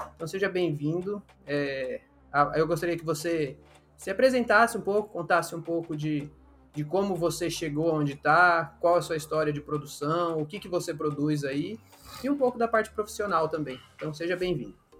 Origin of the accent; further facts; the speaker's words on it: Mato Grosso do Sul, Brazil; moved away as an adult; also born or lived in Areia, Paraíba; now in Paraíba, Brazil; Eu sou do Mato Grosso do Sul, é um contexto totalmente diferente de agricultura e pecuária